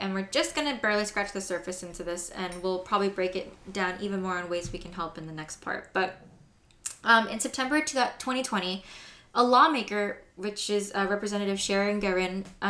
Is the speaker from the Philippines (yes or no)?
yes; Philippines; I am Filipino.